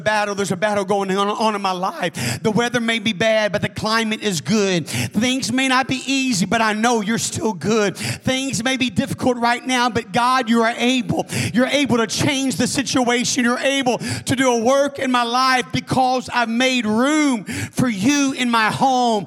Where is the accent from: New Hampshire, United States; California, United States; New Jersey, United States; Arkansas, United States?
Arkansas, United States; I'm from Arkansas.